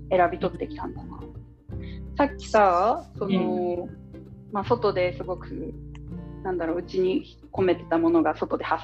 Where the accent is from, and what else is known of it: Ibaraki, Japan; born or raised there